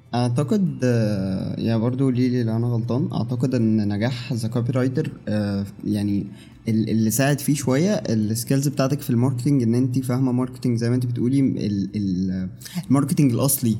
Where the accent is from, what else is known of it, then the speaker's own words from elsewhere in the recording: Egypt; وعندنا في مصر